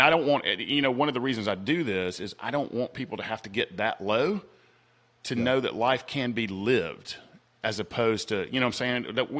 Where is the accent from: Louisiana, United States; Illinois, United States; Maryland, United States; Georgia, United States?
Georgia, United States; Atlanta; accent: Southern; I came from South Atlanta